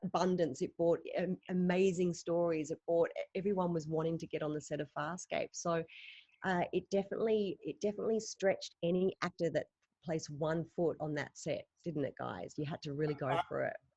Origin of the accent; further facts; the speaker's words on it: Australia; my idols that I grew up watching on Australian television